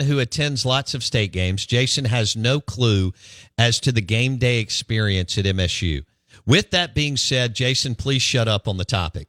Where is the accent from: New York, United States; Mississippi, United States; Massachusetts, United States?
Mississippi, United States; Jackson; I'm from Northeast Jackson